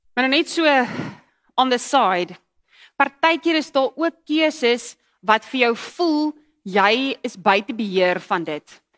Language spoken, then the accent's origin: Afrikaans; KwaZulu-Natal, South Africa; moved away; ek het in Natal groot geword